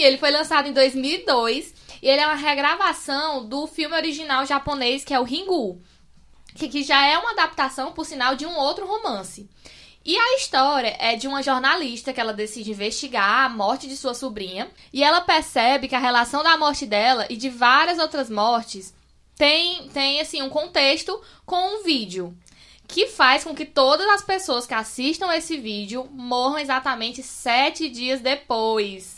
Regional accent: Amontada, Ceará, Brazil; now in Fortaleza, Brazil; eu sou de Amontada, né? Aí tô, eu moro agora em Fortaleza, mas lá em Amontada era quase que uma fazenda a minha casa

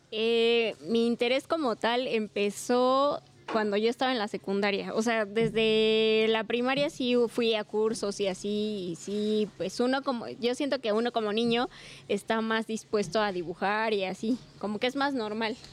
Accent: Pachuca, Hidalgo, Mexico; moved away as an adult; now in Tulancingo, Mexico; Yo soy originaria de Pachuca

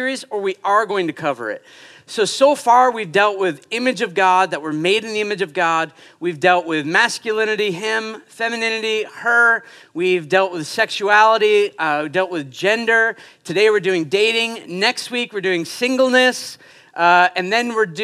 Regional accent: Portland, Maine, United States; moved away as an adult; now in Quebec, Canada; I am from Portland, Maine. I'm now Canadian, so I can say I'm a Canadian and a Quebecer

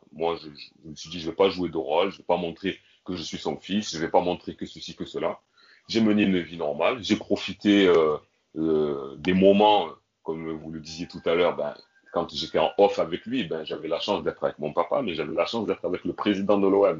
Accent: Marseille, Provence-Alpes-Côte d'Azur, France; j'ai grandi à Marseille

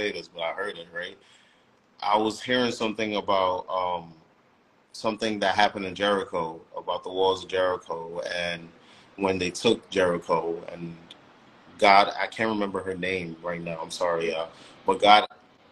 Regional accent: Nigeria; I'm Nigerian

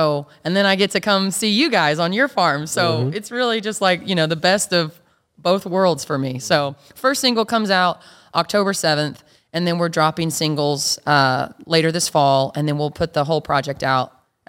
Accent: Two Buttes, Colorado, United States; Yeah, Two Buttes, Colorado. Yep.

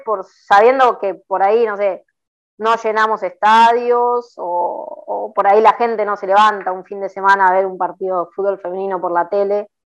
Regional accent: La Plata, Buenos Aires Province, Argentina; nací en La Plata

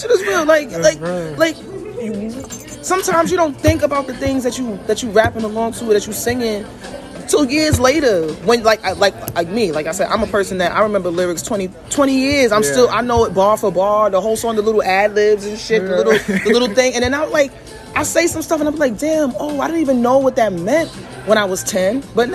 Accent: New York, United States; I'm from New York

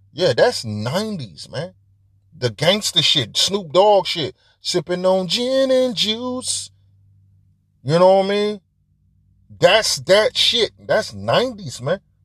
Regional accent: Detroit, Michigan, United States; I'm from Detroit

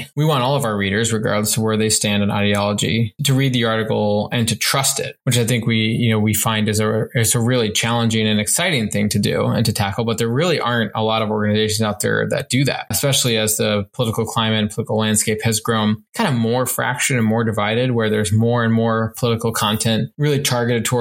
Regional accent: New Jersey, United States; moved away; I'm originally from New Jersey

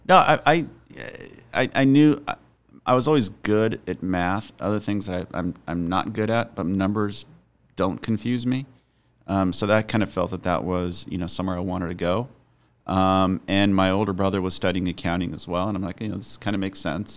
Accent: Highland, California, United States; I grew up in, in Highland, so it's on the, I guess it would be the, the east part of the San Bernardino Valley

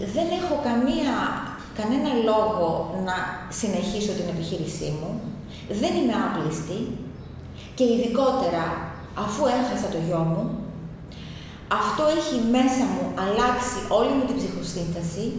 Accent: Pylaros, Kefalonia, Ionian Islands, Greece; Είμαι από την, κατάγομαι μάλλον από την Πύλαρο Κεφαλονιάς, πιο συγκεκριμένα από το χωριό Μακριώτικα

